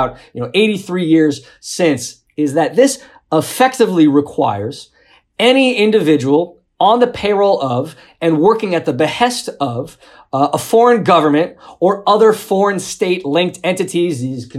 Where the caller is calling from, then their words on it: New York, United States; also born or lived in the South; usually based in New York, I'm calling from the South.